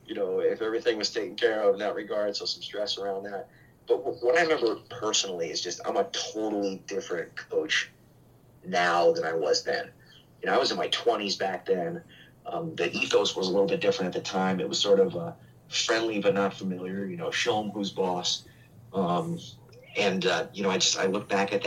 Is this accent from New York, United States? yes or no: yes; Albany, New York, United States; I grew up a Yankees fan growing up on New Scotland Avenue in Albany, New York